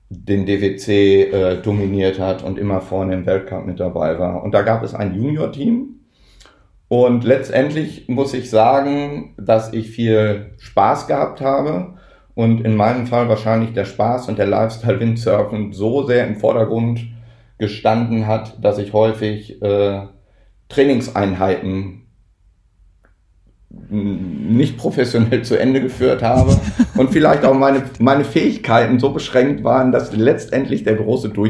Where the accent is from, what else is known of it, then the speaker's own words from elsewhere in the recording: North Rhine-Westphalia, Germany; born there; now in Kiel, Germany; ich komme gebürtig aus Nordrhein-Westfalen, lebe in Kiel, bin verheiratet, habe zwei Kinder.